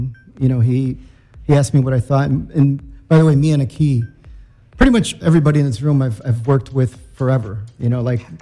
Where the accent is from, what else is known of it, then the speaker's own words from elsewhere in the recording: Chicago, Illinois, United States; we were from Chicago